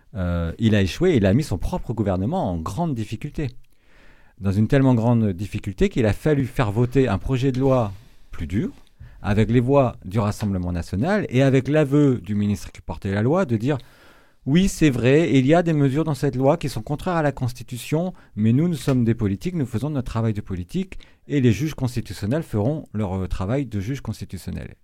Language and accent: French; Brittany, France; moved away; je suis originaire de Bretagne. Euh, j'ai fait des études agricoles euh, en Bretagne